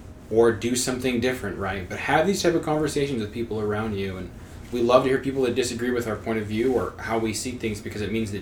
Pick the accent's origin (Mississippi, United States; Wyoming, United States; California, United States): Wyoming, United States; So we all grew up in Wyoming, right?